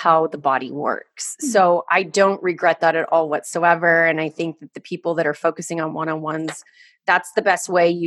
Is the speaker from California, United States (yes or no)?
yes; Orange County, California, United States; I grew up in Orange County.